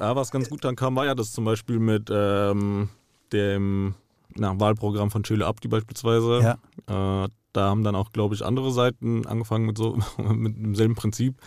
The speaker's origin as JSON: {"language": "German", "town": "Frankfurt", "region": "Hesse", "country": "Germany", "tie": "born or raised there", "said": "ich bin hier geboren und aufgewachsen. Mein ganzes Leben hat sich hier abgespielt"}